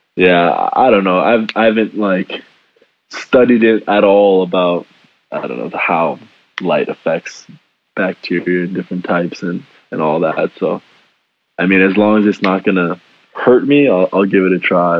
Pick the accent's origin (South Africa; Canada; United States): Canada; moved away; I'm Canadian